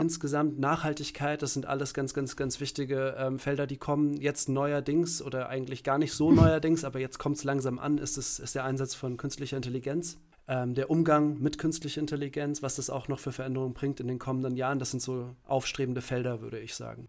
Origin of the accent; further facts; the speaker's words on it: Langgöns, Hesse, Germany; moved away as an adult; also born or lived in Berlin / Kassel; ich bin, ähm, geboren und aufgewachsen in einem kleinen Ort, ähm, in Hessen